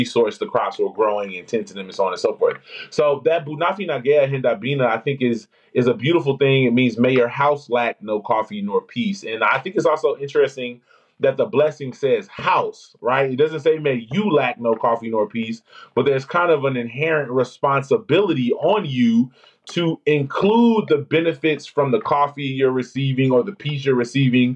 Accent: Memphis, Tennessee, United States; I'm from Memphis, Tennessee

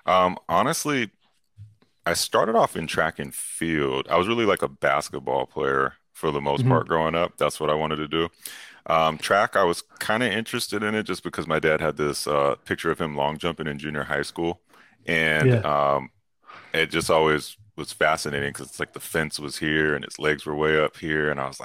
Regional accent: California, United States; also born or lived in New York; I lived in New York, so I'm allowed to, like, say this as a Californian.

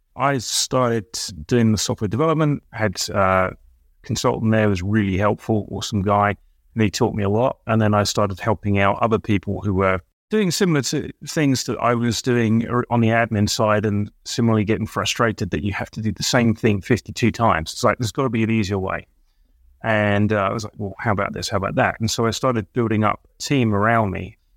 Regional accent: Colchester, East of England, United Kingdom; also born or lived in London; now in Michigan, United States; I grew up in a series of small villages around an old Rome, well, old British town called Colchester.

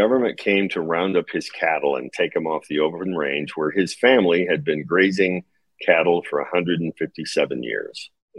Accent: Nevada, United States; they send me to the halfway house in Las Vegas, Nevada, because I'm from Nevada.

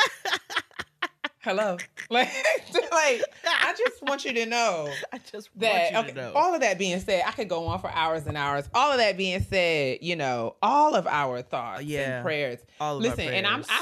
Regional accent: White Plains, New York, United States; as someone who grew up in Westchester, you know, I grew up in White Plains

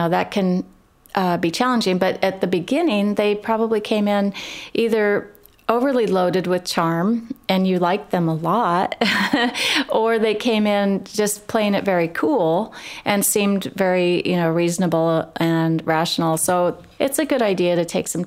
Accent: Midwest, United States; I grew up in the Midwest as well, and small town of, 1,100 people

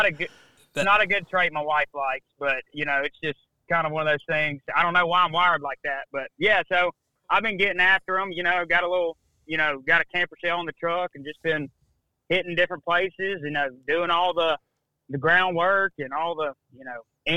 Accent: Mobile, Alabama, United States; also born or lived in Mississippi; I grew up in Mobile, Alabama

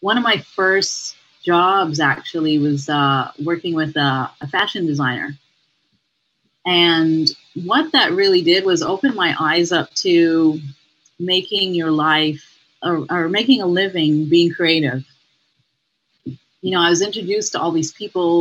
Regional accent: Montreal, Quebec, Canada; now in Toronto, Canada; I grew up in Montreal

